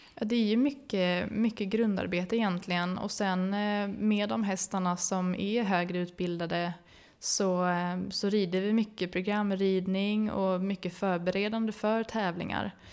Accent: Uppsala, Uppsala County, Sweden; mamma och pappa hade ridskola i Uppsala eh, där jag växte upp

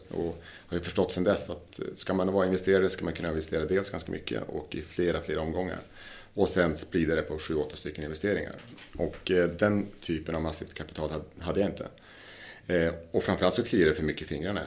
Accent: southern Lapland, Sweden; moved away; vi kommer från Lappland, i södra Lappland.

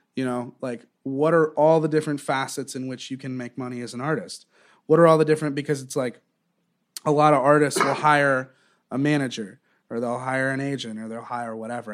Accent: Southwest Florida, United States; moved away as an adult; also born or lived in Eugene, Oregon / Wilmington, North Carolina; now in New York, United States; I kind of grew up in in Southwest Florida

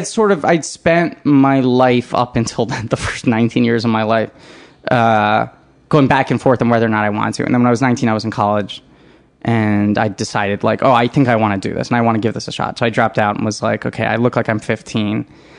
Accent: New York City, New York, United States; I grew up in New York City, yeah.

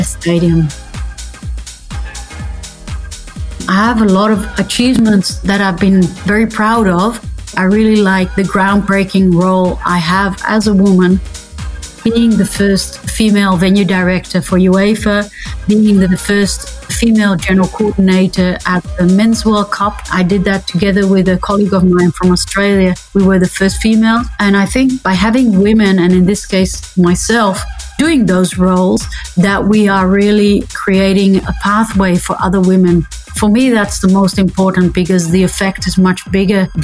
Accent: Netherlands; I'm from the Netherlands

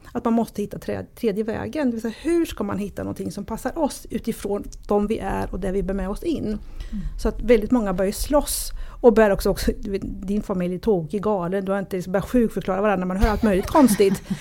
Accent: Sweden; jag är ju född i Sverige, mina föräldrar kommer från Italien

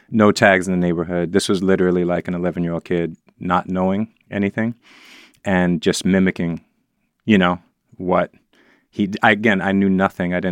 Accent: New York City, New York, United States; as a child, I think growing up in the Upper West Side

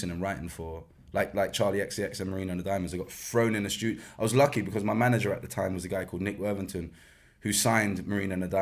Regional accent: London, United Kingdom; West London because I'm from West London, and um, yeah, it was underneath a kebab shop in Rayners

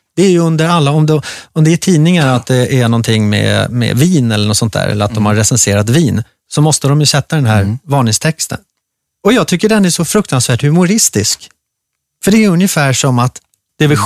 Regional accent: Gustavsberg, Stockholm County, Sweden; där jag växte upp, i skärgården. Jag gick eh, i skola inne i ett litet brukssamhälle som heter Gustavsberg.

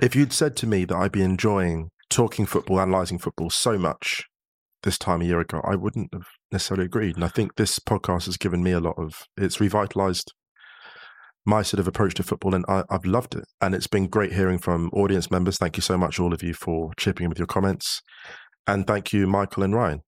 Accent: United Kingdom; now in Germany; being a British citizen in Germany

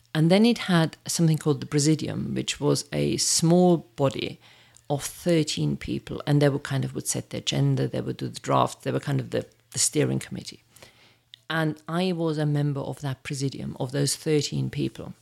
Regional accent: near Munich, Bavaria, Germany; also born or lived in Birmingham, United Kingdom; now in United Kingdom; born in, near Munich

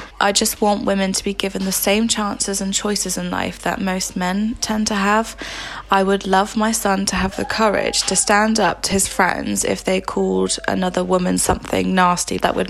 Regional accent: Southampton, South East England, United Kingdom; I'm a stay-at-home mum and I'm from Southampton.

